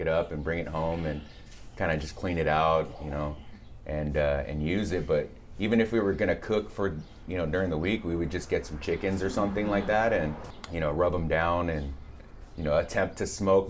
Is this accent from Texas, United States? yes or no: no; Whittier, California, United States; born or raised there; also born or lived in Santa Ana, California / Montebello, California / Pico Rivera, California